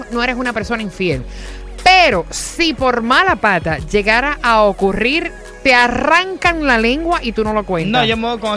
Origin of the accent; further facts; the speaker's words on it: Venezuela; Yo, soy, yo, soy, venezolano, vale. ¡Eh, Venezuela!